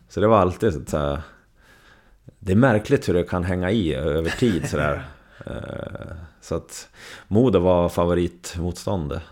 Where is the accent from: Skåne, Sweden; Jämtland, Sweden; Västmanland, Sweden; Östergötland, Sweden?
Västmanland, Sweden; Surahammar; also born or lived in Västerås, Sweden; now in Leksand, Sweden; jag växte upp med i Surahammar med Tommy Salo